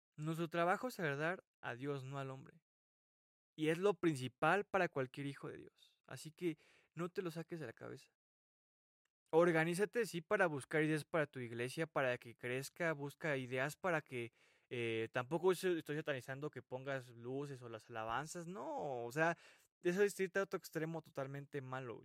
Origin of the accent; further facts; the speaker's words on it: Mexico; mi país, México